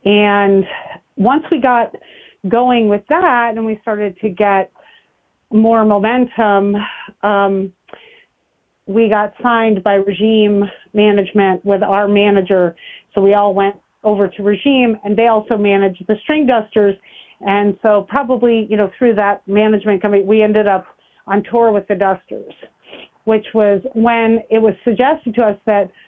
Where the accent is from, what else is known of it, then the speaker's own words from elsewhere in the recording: New York City, New York, United States; I'm from New York City, and I just love hip hop